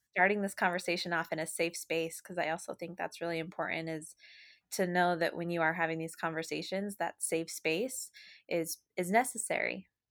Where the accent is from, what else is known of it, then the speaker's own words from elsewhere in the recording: Utah, United States; moved away as an adult; now in Massachusetts, United States; I was born and raised in Utah in a small country town.